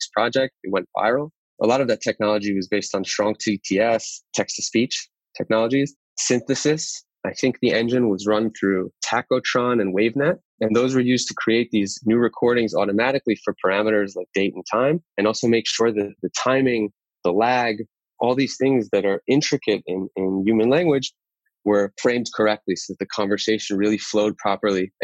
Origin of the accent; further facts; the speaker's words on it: Great Neck, New York, United States; moved away as an adult; now in Tel Aviv, Israel; I grew up in Great Neck, Long Island.